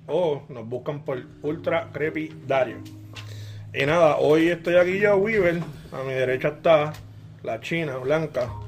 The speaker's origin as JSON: {"language": "Spanish", "country": "Puerto Rico", "said": "soy boricua"}